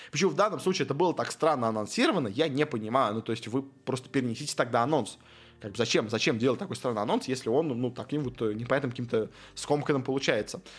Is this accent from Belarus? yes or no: no; Armenia; вообще мы бедные армяне, на нас сейчас нападают э, азербайджанцы, э, поддержите вообще бедный армянский клуб